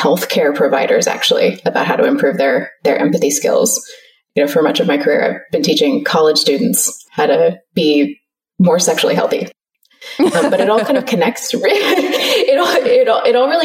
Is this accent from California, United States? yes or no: yes; California, United States; moved away as an adult; now in Melbourne, Australia; I'm actually from close to where you live. I'm from California originally